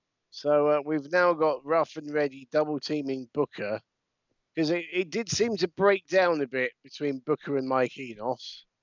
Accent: Brighton, South East England, United Kingdom; my hometown of Brighton

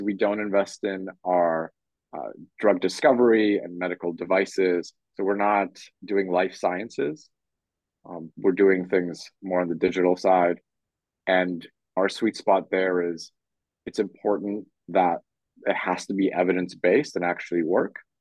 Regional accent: Canada; moved away as an adult; also born or lived in Poland / London / Tokyo / Hong Kong; I was born in Poland, grew up in Canada, and then lived in London, Tokyo, Hong Kong, and Singapore

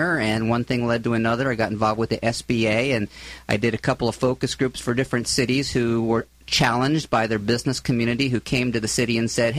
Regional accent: Philadelphia, Pennsylvania, United States; moved away as an adult; also born or lived in Southern California / Florida / San Luis Obispo; now in Orange County, United States

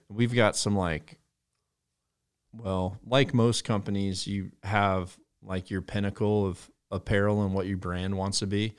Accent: Mississippi Delta, United States; I grew up in the Mississippi Delta

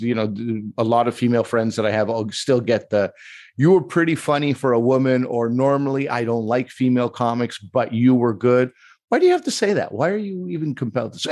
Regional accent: Quebec, Canada; I'm from Quebec, and I think, like, that's the way Quebecers are.

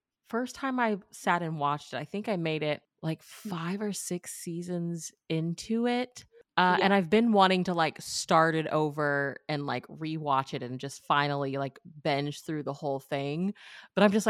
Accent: Missouri, United States; I'm originally from Missouri

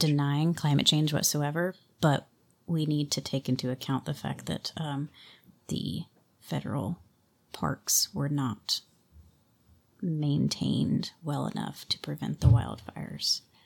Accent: California, United States; as a Californian

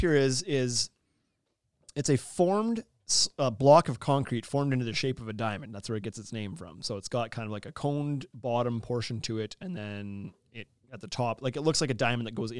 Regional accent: Saskatchewan, Canada; I'm from Saskatchewan. Like, our frost can be 6 feet deep

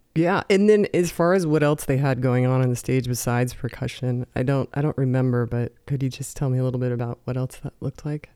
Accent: Southern California, United States; I was in SoCal

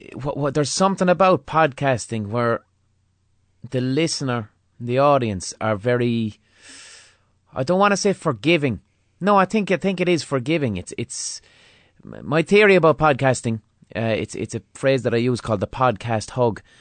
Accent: Limerick, Munster, Ireland; I grew up in Limerick in the mid two thousands

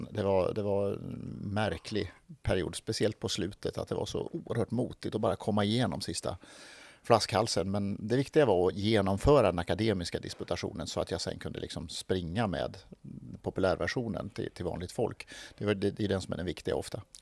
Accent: Skåne, Sweden; så jag är uppväxt i Skåne, men, men, känner mig inte riktigt skånsk utan snarare norrländsk och så hamnade jag någonstans eh, eh halv mitt emellan i Småland.

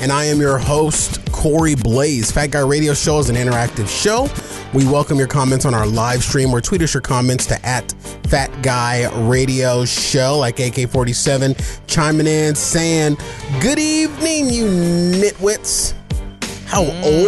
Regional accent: Arizona, United States; Well, I'm a native of Arizona.

